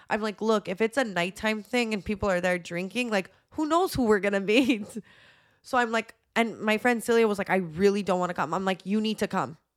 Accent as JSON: {"language": "English", "town": "Montreal", "region": "Quebec", "country": "Canada", "said": "we're from Montreal."}